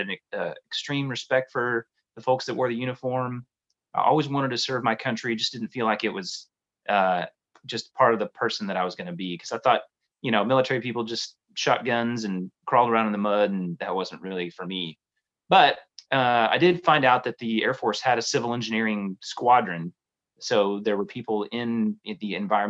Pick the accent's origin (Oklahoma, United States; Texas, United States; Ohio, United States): Oklahoma, United States; Tulsa; in Tulsa, Oklahoma, where I grew up